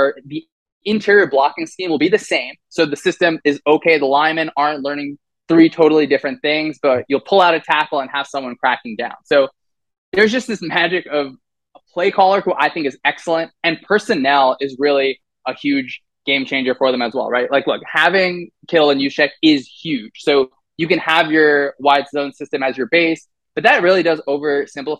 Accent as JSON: {"language": "English", "region": "New Jersey", "country": "United States", "tie": "born or raised there", "said": "I grew up playing football in New Jersey"}